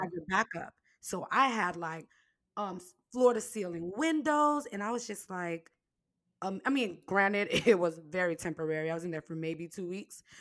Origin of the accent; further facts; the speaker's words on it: Haiti; moved away; I was born in Haiti